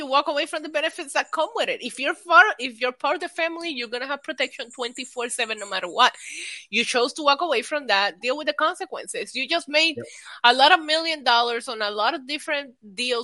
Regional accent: Puerto Rico; moved away; I grew up in Puerto Rico where we're in our own little island and worry about our own things

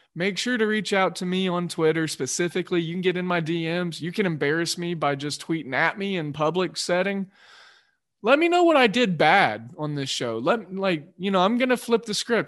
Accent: Oklahoma, United States; moved away as an adult; also born or lived in Georgia; I was from Oklahoma.

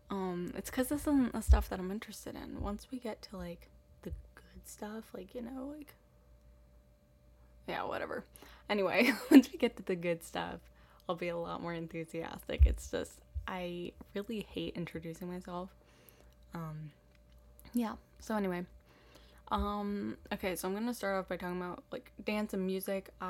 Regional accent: Boston, Massachusetts, United States; also born or lived in East Africa; I was raised in Boston for the first seven years of my life, and then in East Africa until I moved back to the States for college.

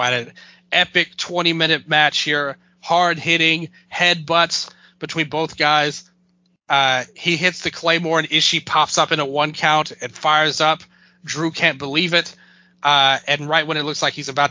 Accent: United States; I'm an American

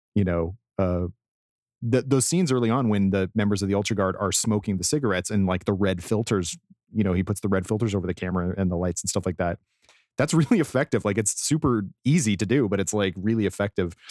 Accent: Colorado, United States; I grew up in Colorado and had to do a lot of mountain roads where there's nowhere to go

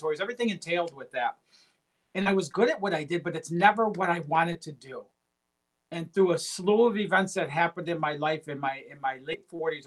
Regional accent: Detroit, Michigan, United States; I come from Detroit, Michigan. I grew up in a very low-income, blue-collar family.

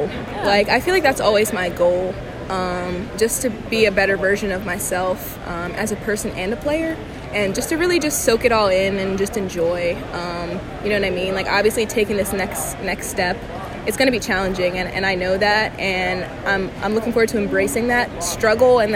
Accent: New Jersey, United States; moved away; I'm from Jersey, so... People up there love to dance, like Jersey club music, people love it. And so when I was growing up

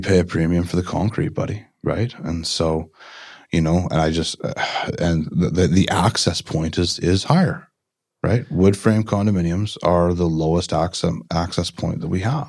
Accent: Port Coquitlam, British Columbia, Canada; growing up in Port Coquitlam

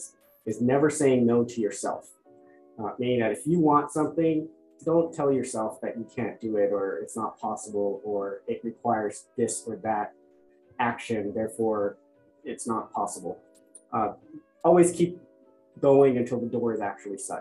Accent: Orange County, Southern California, United States; also born or lived in Bangladesh; I was born in Bangladesh. My family and I moved to Southern California when I was 8 and grew up in Orange County for the most part

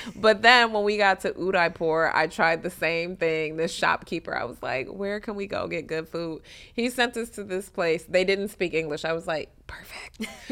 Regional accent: Detroit, Michigan, United States; moved away as an adult; also born or lived in New York; I'm born and raised in Detroit

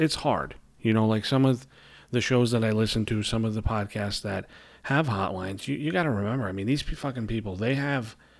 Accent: New York City, New York, United States; accent: New York; you hear my accent, you know I live in New York. I live in Brooklyn, New York

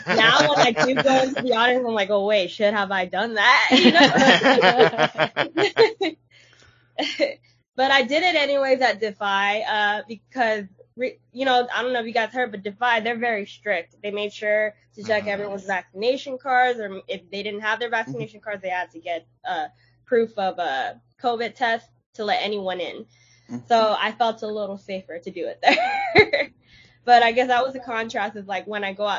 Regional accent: Los Angeles, California, United States; LA, and I want to show them what my hometown is all about

